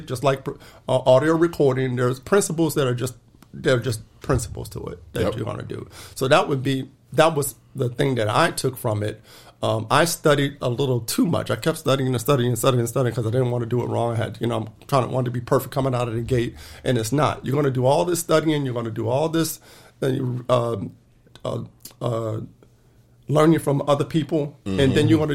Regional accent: New Orleans, Louisiana, United States; now in Arizona, United States; I'm from New Orleans. You know, at the time I left, it was 80-90% black in the city, right?

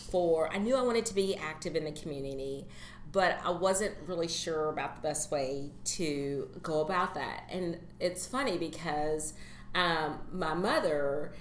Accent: Louisville, Kentucky, United States; as a person who was born and raised in Louisville, I moved away and I came back

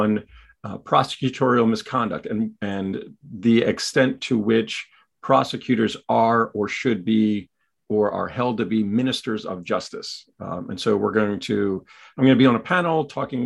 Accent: York, Pennsylvania, United States; I am from York, Pennsylvania

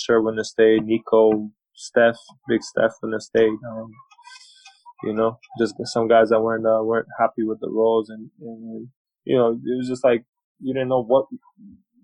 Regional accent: Canada; moved away as an adult; also born or lived in Hawaii; I grew up in Canada

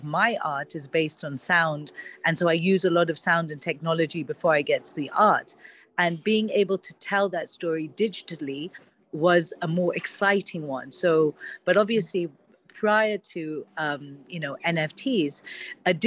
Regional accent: Kenya; now in Dubai, United Arab Emirates; I was actually born and brought up in Kenya

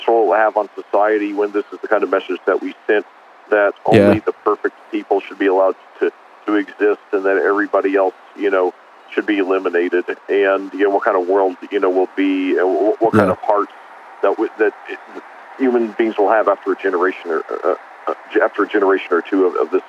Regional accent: Indiana, United States; I'm from Indiana.

